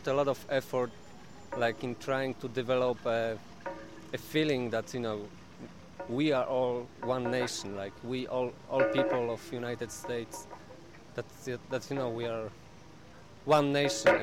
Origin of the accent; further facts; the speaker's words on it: Poland; I'm from Poland, so it's like 1,000 years of history. And somehow you don't have choice. You are a Pole. You know, you're born there.